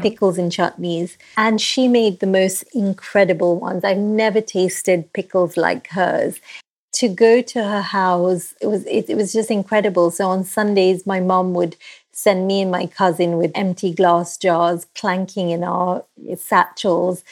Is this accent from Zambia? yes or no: no; Nairobi, Kenya; now in London, United Kingdom; I grew up in Kenya